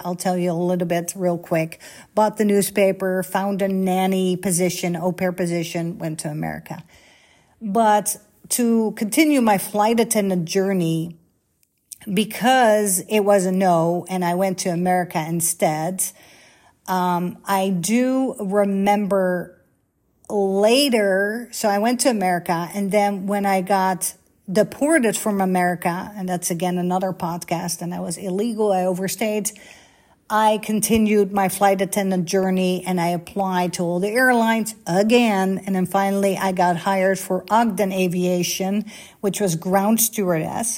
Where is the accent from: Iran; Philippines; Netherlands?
Netherlands; first language Dutch; English is a second language; moved away as an adult; also born or lived in Bahrain; born and raised in Holland, like 20 minutes from Amsterdam.